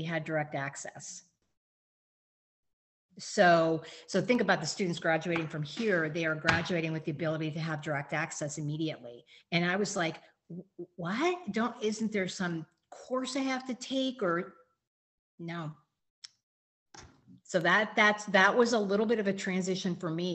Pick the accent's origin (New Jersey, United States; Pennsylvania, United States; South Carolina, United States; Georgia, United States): Pennsylvania, United States; Erie; moved away as an adult; now in Kentucky, United States; born and raised in Erie and went away to school, but then came back and was there